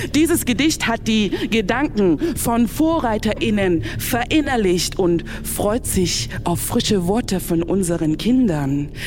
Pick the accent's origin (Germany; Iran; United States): Germany; Saxony; Ich bin ja nur hier in Sachsen aufgewachsen